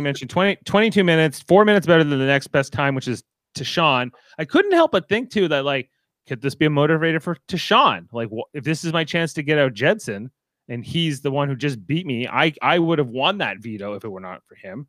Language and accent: English; Canada; I am a Canadian